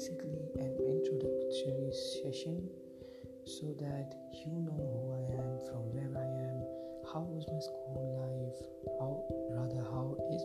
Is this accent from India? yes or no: yes; Vadodara, Gujarat, India; I am from India. In India there is a state named Gujarat, and in Gujarat I am from Vadodara